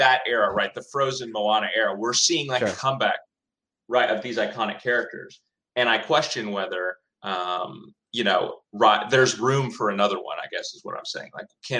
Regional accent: the South, United States; Look, I'm from the South.

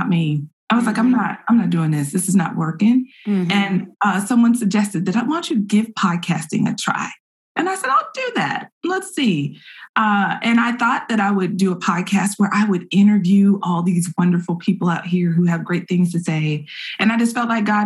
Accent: Petersburg, Virginia, United States; now in Austin, United States; I'm in Austin, Texas. I am originally from Petersburg, Virginia, just south of Richmond, Virginia.

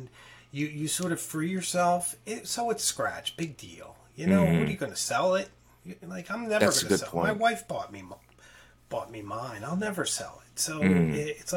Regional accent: Philadelphia, Pennsylvania, United States; I'm from Philadelphia.

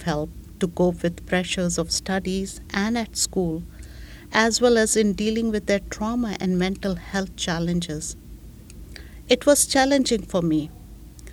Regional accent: India; moved away as an adult; also born or lived in Connecticut, United States / Boston, United States / Germany; now in Canada; I'm from India

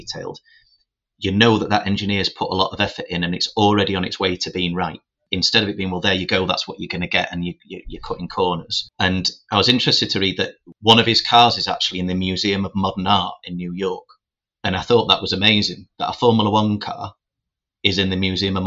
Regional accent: Doncaster, Yorkshire and the Humber, United Kingdom; also born or lived in Birmingham; when I was growing up in Doncaster

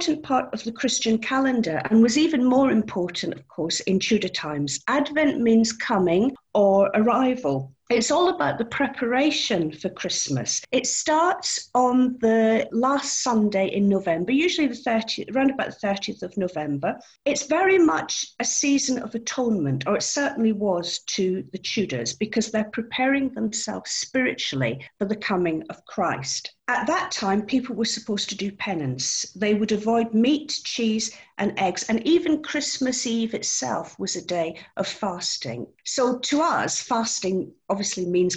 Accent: Scotland, United Kingdom; moved away; I'm actually Scottish, and that's where I was educated and where I did my degree.

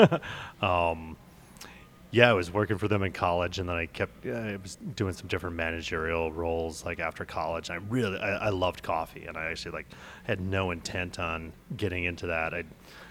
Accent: Minneapolis, Minnesota, United States; moved away as an adult; now in New York, United States; I'm from Minneapolis

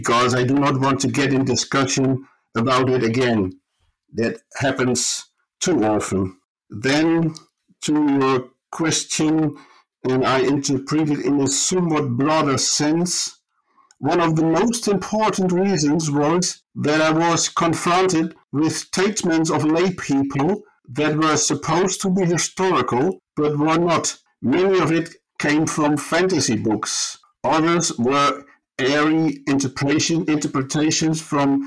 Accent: Groningen, Netherlands; moved away as an adult; also born or lived in Taunus, Germany; now in Germany; I was born in the Dutch city of Groningen, was raised up in the north of the Netherlands

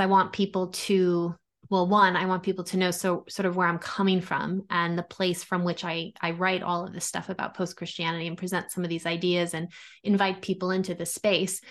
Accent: Long Island, New York, United States; I grew up in New York, Italian Catholic community. So, you know, on Long Island

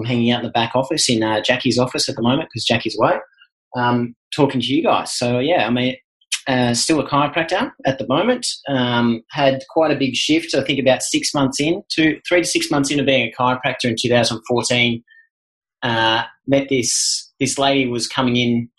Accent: Australia; being an Aussie male

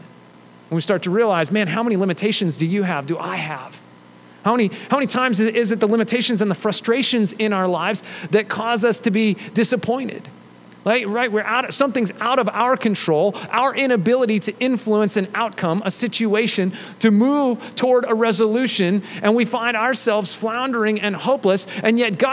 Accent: United States; we're American

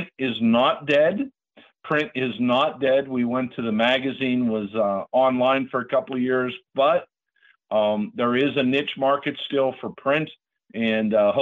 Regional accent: Latrobe, Pennsylvania, United States; La Trobe, my hometown

